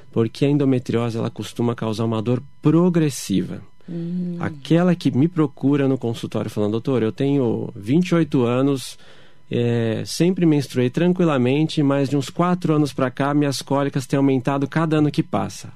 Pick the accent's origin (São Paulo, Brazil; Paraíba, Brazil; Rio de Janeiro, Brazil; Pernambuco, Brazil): São Paulo, Brazil; eu ainda sou de São Paulo